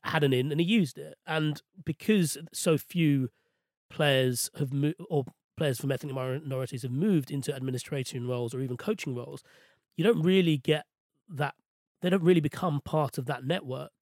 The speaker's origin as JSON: {"language": "English", "region": "London", "country": "United Kingdom", "tie": "born or raised there", "said": "I was born and raised in West London"}